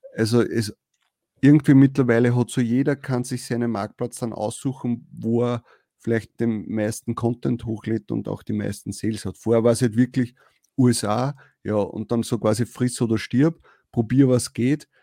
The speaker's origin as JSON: {"language": "German", "country": "Austria", "said": "als Österreicher"}